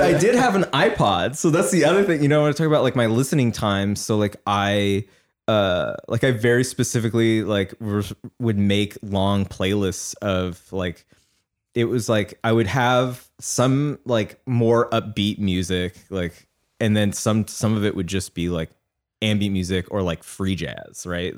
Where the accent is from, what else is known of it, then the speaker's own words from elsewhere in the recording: Seattle, Washington, United States; now in Los Angeles, United States; I grew up in Seattle